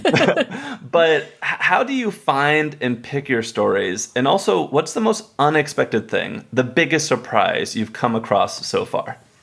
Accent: Texas, United States; I grew up in Texas

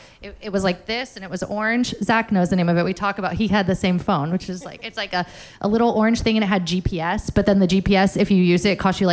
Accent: Florida, United States; moved away as an adult; the most important thing about growing up in South Florida that it taught me is to leave. It said, there are no creative jobs here. You have to get out. And I did.

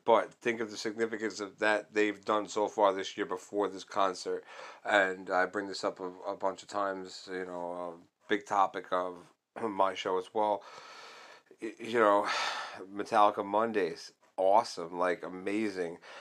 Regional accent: New York, United States; I'm from New York

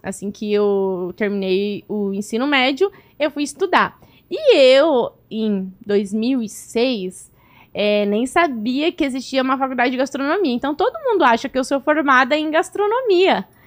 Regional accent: Cascavel, Paraná, Brazil; moved away; also born or lived in near Pato Branco, Paraná; eu nasci lá, eu morei em Cascavel

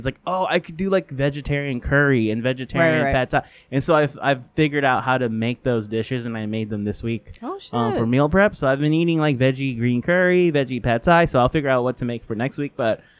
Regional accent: New York, United States; we're from New York.

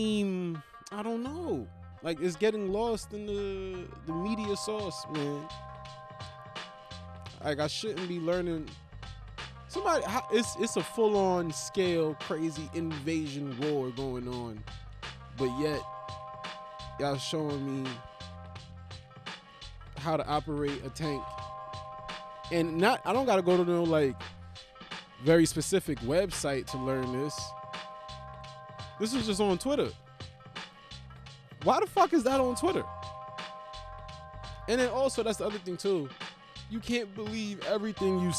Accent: United States; I am from America

